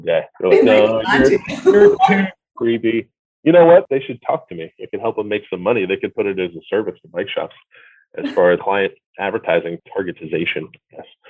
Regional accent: New Jersey, United States; now in California, United States; I maybe live in California, but I was born in New Jersey

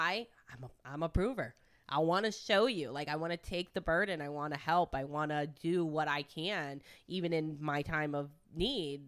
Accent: Detroit, Michigan, United States; moved away; also born or lived in Italy; I'm from Michigan. I'm from Detroit and Italy

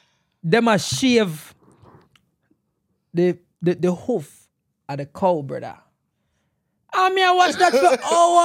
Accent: Jamaica; moved away; as a Jamaican

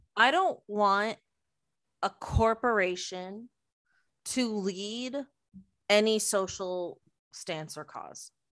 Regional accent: Mississauga, Ontario, Canada; from Mississauga

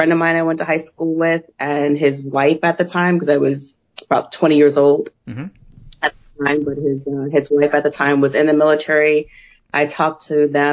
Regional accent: New Jersey, United States; moved away as an adult; I grew up in New Jersey. And so I still had this Jersey mentality

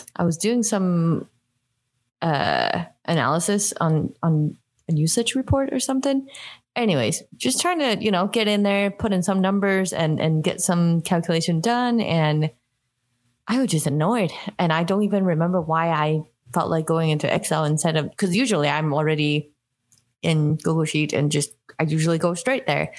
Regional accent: Hong Kong; moved away; I grew up in Hong Kong

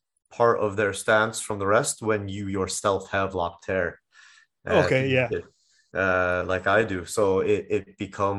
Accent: United States; moved away; I'm from the States

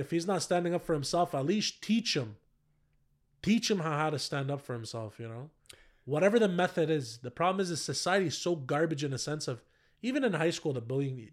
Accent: Ottawa, Ontario, Canada; born or raised there

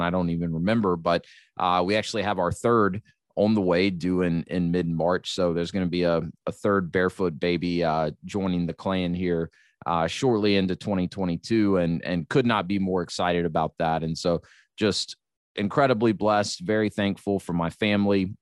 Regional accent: United States; being an American

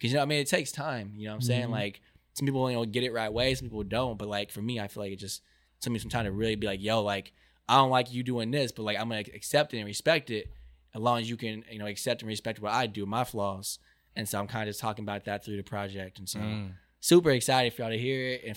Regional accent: Irvine, California, United States; also born or lived in Honolulu, Hawaii; I was raised in the juice, you know, call it the vine, Irvine, the bubble

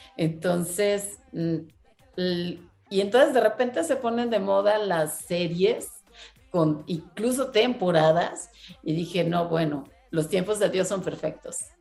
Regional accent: Monterrey, Nuevo León, Mexico; yo soy de Monterrey

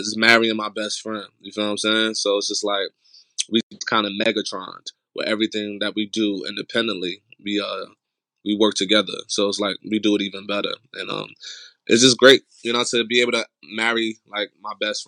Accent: Irvington, New Jersey, United States; moved away as an adult; now in New York, United States; I'm born and raised in New Jersey. Been there for most of my life. I recently just moved to New York.

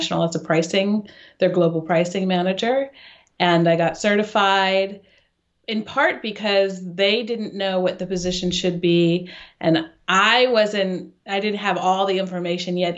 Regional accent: Sacramento, California, United States; moved away as an adult; now in Switzerland; I grew up in Sacramento, California

